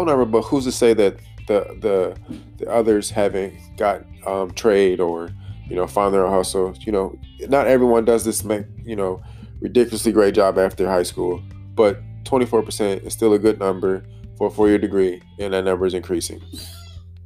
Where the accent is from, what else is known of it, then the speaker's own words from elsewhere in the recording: Detroit, Michigan, United States; I grew up in Detroit